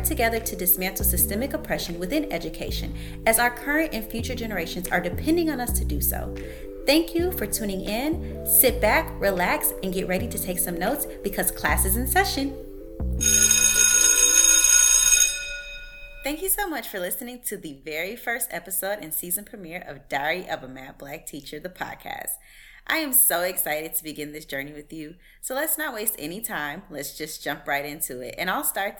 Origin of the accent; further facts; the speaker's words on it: Chicago, Illinois, United States; I am from the Chicagoland area, and I am the youngest of four children